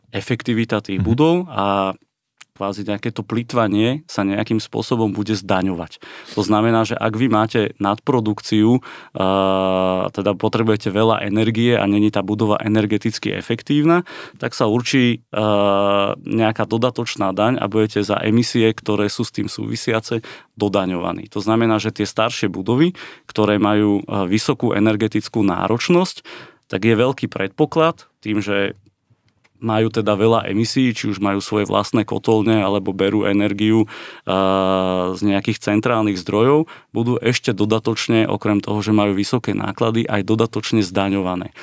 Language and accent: Slovak; Slovakia; sme Slováci všetci